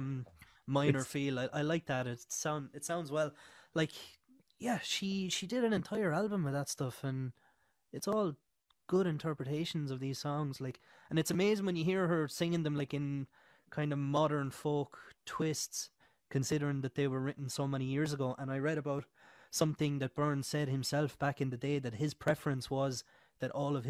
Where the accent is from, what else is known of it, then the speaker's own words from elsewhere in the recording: Ireland; in Ireland we had the kind of tribal system as well